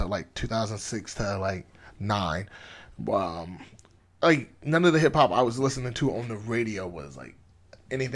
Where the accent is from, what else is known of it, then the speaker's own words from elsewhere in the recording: Michigan, United States; moved away; I'm from Michigan originally also